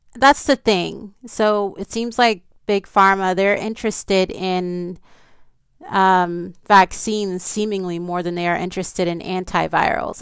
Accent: New Orleans, Louisiana, United States; I grew up in New Orleans, Louisiana

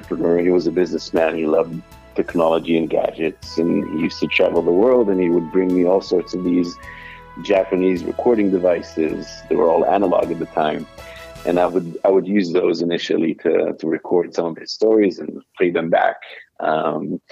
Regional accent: Israel; first language Hebrew; English is a second language; moved away as an adult; now in New York, United States; English is not my native language. I grew up and lived most of my life in Israel. Hebrew is my language. I now live in New York

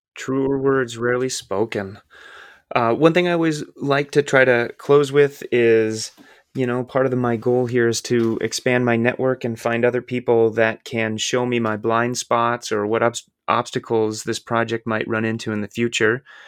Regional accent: Iowa, United States; the baggage that I grew up with in Midwestern white Iowa

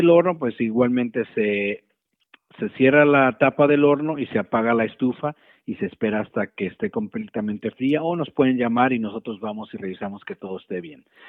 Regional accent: Mexico; moved away; nosotros como, como cultura mexicana te puedo decir que eh, eh, donde yo crecí, pues mi mamá ponía un buró enfrente

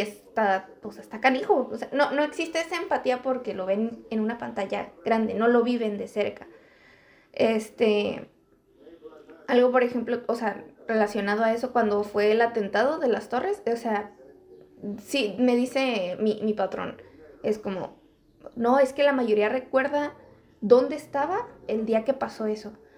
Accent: Mexico; en mi país

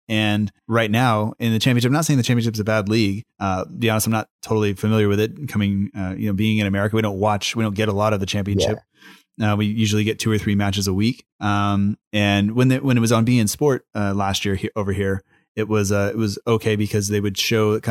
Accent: United States; I'm an American fan

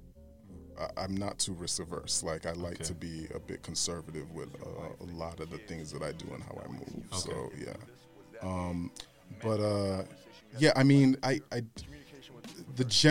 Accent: Boston, Massachusetts, United States; also born or lived in Brooklyn, New York / Florida; Grew up in Boston, moved to Florida in like around elementary, middle school, then moved back to Boston in high school, college

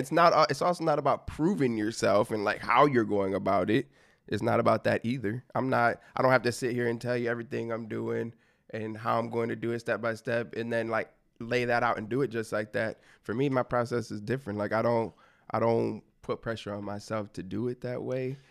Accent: Michigan, United States; growing up in Michigan

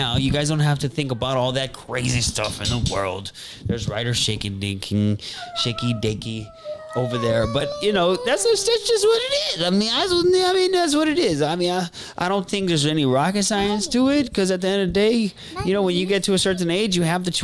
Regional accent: Honolulu, Hawaii, United States; That's where I grew up, in Makiki

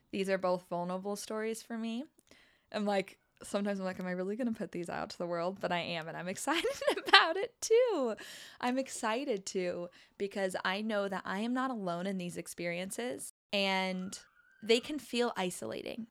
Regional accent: Arizona, United States; moved away as an adult; also born or lived in New Orleans; We grew up together in Arizona

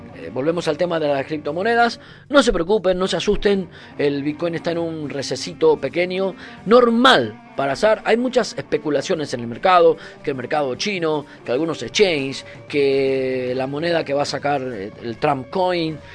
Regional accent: Argentina; moved away as an adult; now in Canary Islands, Spain; cuando Argentina era un puto desastre

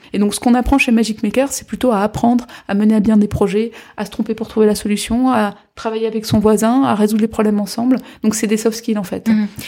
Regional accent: Guadeloupe, France; moved away; Moi je suis de Guadeloupe

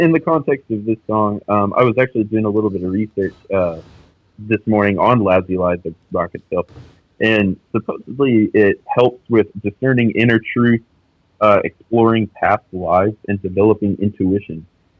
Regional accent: San Angelo, Texas, United States; also born or lived in San Antonio, Texas; now in Austin, United States; I'm actually from West Texas, San Angelo

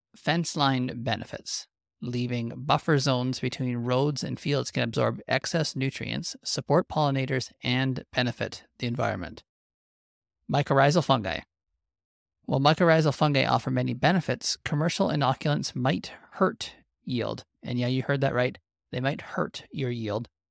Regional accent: Western Canadian Prairies, Canada

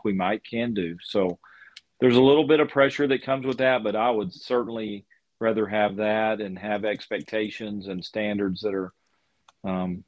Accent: Lubbock, Texas, United States; growing up in Lubbock and following Lubbock Christian University

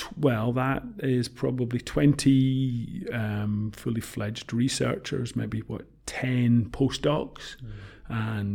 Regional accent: Scotland, United Kingdom; also born or lived in Woking, Surrey / Sheffield / Manchester; I'm Scottish by family. I've lived in Scotland all my life

